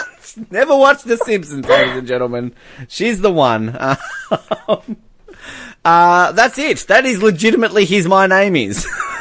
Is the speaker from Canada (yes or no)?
yes; Canada; I'm Canadian.